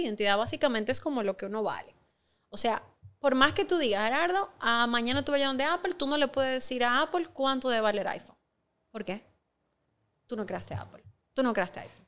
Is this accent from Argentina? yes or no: no; Dominican Republic; tú y yo lo sabemos como dominicanos